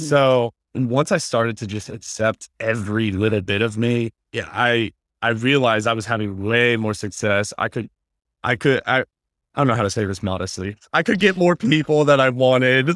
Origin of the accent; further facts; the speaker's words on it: Indiana, United States; moved away as an adult; now in Los Angeles, United States; I'm from Indiana, born and raised. I live, been living out here in LA for like six years